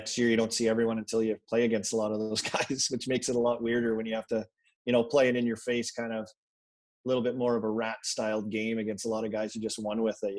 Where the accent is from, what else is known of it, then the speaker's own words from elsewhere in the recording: Saskatoon, Saskatchewan, Canada; And, you know, growing up in Saskatoon, like you get a lot of Leaf games